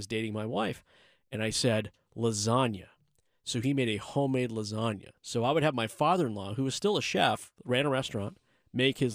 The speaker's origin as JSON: {"language": "English", "region": "West Coast", "country": "United States", "tie": "born or raised there", "moved": "yes", "said": "I grew up on the West Coast"}